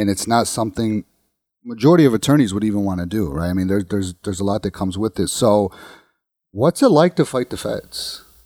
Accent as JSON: {"language": "English", "town": "Bridgeview", "region": "Illinois", "country": "United States", "tie": "born or raised there", "said": "I grew up in the South Side. I grew up in Bridgeview, or um, well, around Bridgeview area"}